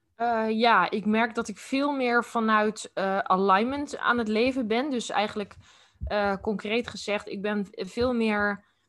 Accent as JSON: {"language": "Dutch", "region": "Utrecht", "country": "Netherlands", "tie": "born or raised there", "said": "ook in Utrecht. Ik ben echt geboren en getogen hier"}